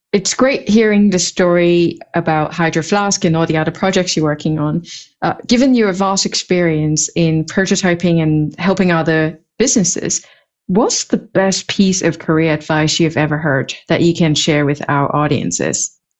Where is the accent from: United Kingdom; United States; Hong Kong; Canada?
Hong Kong; moved away; also born or lived in Europe; I grew up in Hong Kong and spent many years in Europe